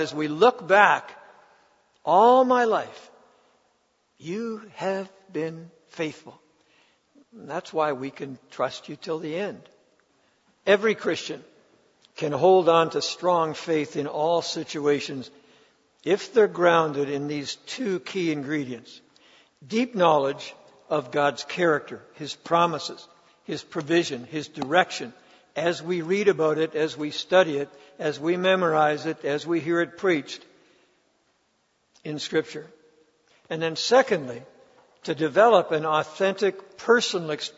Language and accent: English; Ontario, Canada; I grew up in Ontario